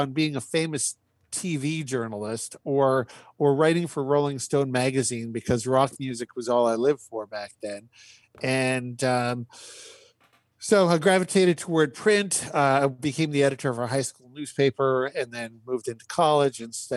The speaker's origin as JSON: {"language": "English", "region": "Saskatchewan", "country": "Canada", "tie": "born or raised there", "also_born_or_lived": "Ave Maria, Florida", "moved": "yes", "lives_now": "Northern Virginia, United States", "said": "I was born and raised in Saskatchewan, Canada."}